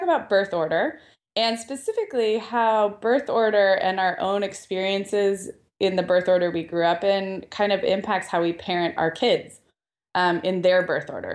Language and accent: English; Santa Barbara, California, United States; Santa Barbara, my hometown